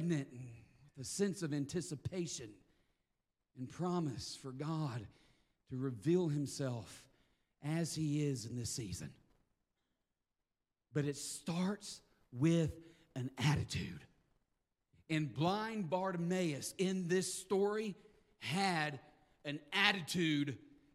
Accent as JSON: {"language": "English", "region": "the South", "country": "United States", "said": "I am from the South"}